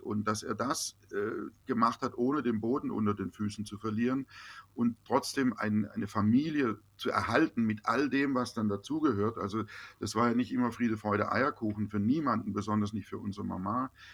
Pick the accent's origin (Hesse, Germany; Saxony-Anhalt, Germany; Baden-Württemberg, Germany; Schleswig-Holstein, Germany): Baden-Württemberg, Germany; Baden-Baden; also born or lived in Los Angeles; die Basis bleibt im Herzen da, wo ich geboren bin, wo meine Freunde sind